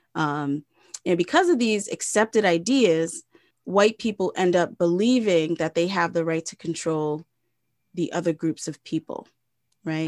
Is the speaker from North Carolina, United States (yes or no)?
no; Providence, Rhode Island, United States; moved away; my hometown, Providence, Rhode Island.